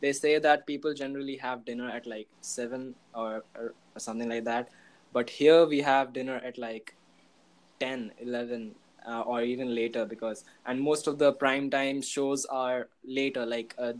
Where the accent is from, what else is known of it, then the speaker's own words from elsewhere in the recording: Kolkata, West Bengal, India; I'm from Kolkata, India.